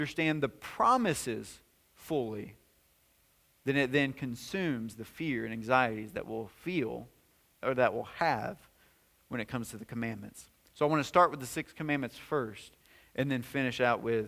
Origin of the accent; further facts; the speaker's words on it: White House, Tennessee, United States; moved away as an adult; We were in White House, Tennessee. That's my hometown. That's where I grew up.